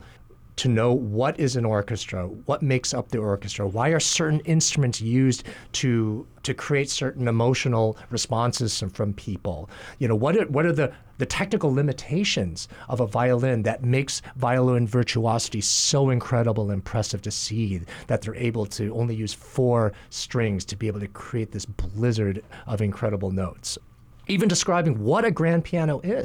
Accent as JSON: {"language": "English", "area": "Kalamazoo / Battle Creek", "region": "Michigan", "country": "United States", "tie": "born or raised there", "also_born_or_lived": "New Jersey", "moved": "yes", "lives_now": "Hawaii, United States", "said": "we moved to a town, Kalamazoo, in Battle Creek, Michigan."}